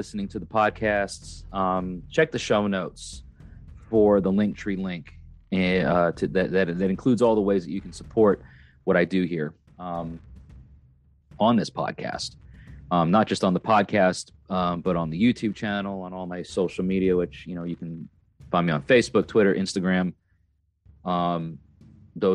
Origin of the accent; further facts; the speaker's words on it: New York, United States; now in Tennessee, United States; I am a New York native, New York State native. I'm from New York